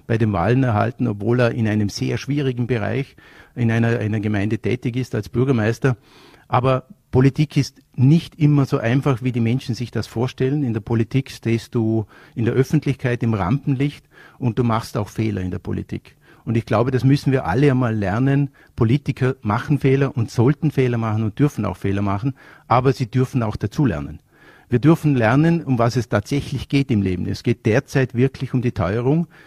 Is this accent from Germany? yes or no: no; Vorarlberg, Austria; bei uns in Vorarlberg mit der Manuela Auer, mit der ich aufgewachsen bin